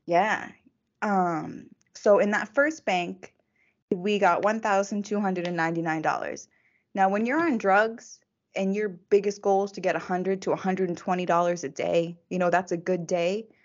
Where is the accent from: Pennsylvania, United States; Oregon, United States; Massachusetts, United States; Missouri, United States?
Massachusetts, United States; also born or lived in Texas; I was actually born in Texas. My mom has family in Texas. So even though I grew up in Massachusetts